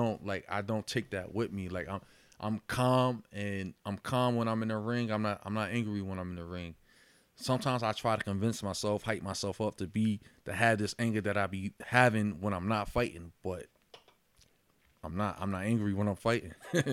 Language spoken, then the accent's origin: English; Yonkers, New York, United States; I was born in White Plains Hospital, raised in Yonkers.